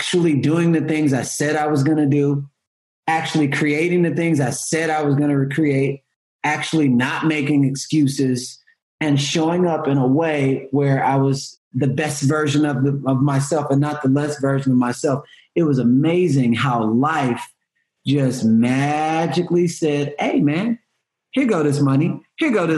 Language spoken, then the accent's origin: English; Houston, Texas, United States; I'm from Houston